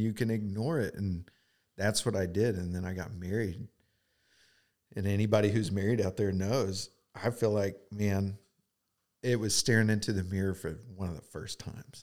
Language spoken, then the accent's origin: English; Edmond, Oklahoma, United States; I grew up in Edmond, Oklahoma